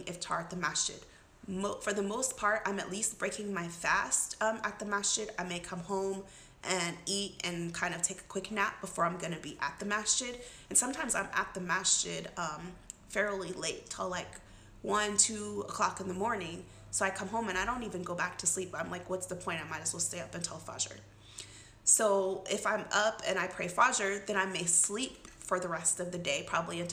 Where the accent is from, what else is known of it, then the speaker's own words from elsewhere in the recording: United States; being an American Muslim